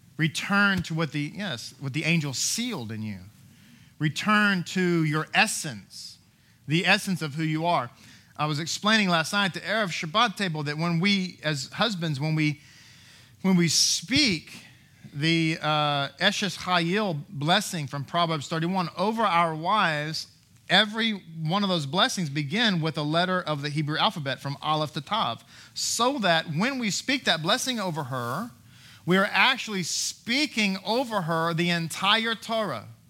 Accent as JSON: {"language": "English", "region": "Texas", "country": "United States", "said": "I am an American, I'm a U S citizen, all those things, right? It's all the same thing. Texan"}